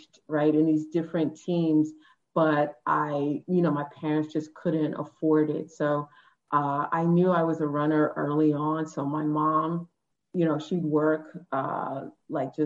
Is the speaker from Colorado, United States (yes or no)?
no; New York City, New York, United States; growing up on the Upper West Side